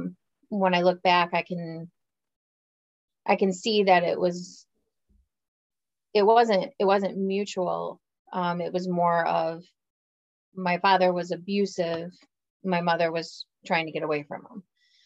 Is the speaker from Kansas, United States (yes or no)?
no; Michigan, United States; I'm from Michigan.